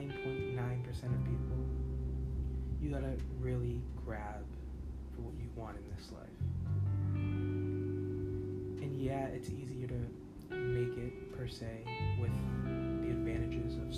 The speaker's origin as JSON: {"language": "English", "country": "United States", "said": "as an American"}